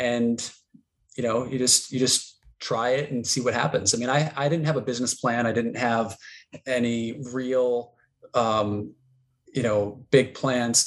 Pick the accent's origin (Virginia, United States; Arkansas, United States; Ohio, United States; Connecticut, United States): Connecticut, United States; moved away as an adult; also born or lived in Vermont; summers, I was back in Connecticut.